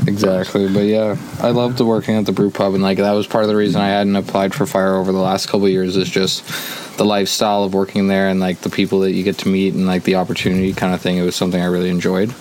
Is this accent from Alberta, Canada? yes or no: yes; Jasper, Alberta, Canada; originally born and raised in Jasper